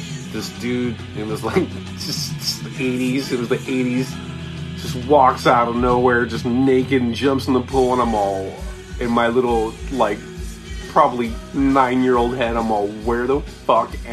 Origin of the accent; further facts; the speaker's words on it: Anaheim, California, United States; also born or lived in Irvine, California; I grew up in Anaheim, so I witnessed, like, you know, some ghetto shit and some gnarly shit. But as soon as I moved to Irvine